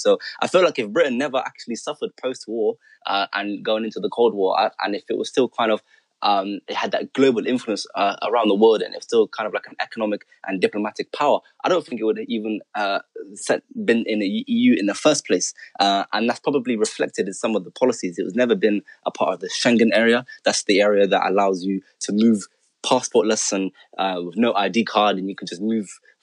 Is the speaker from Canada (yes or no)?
no; Netherlands; now in United Kingdom; I was born in the Netherlands and I'm a Dutch citizen. And so I've moved to this country some years ago